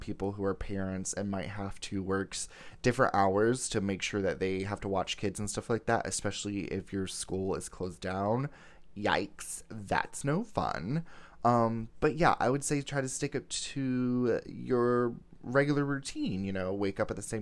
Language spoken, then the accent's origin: English; Fort Lauderdale, Florida, United States; I was born in the Sunshine State of Florida in Fort Lauderdale